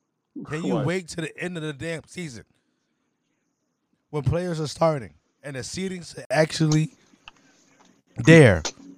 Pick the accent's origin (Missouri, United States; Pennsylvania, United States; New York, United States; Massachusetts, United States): New York, United States; I'm from New York. Yeah, I'm from the Bronx.